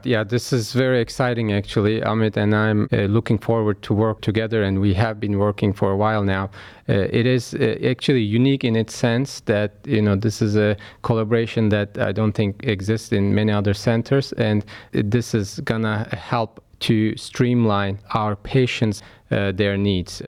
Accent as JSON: {"language": "English", "region": "Istanbul", "country": "Turkey", "tie": "born or raised there", "moved": "as an adult", "lives_now": "Cleveland, United States", "said": "I was born in Istanbul, Turkey, and, uh, raised there"}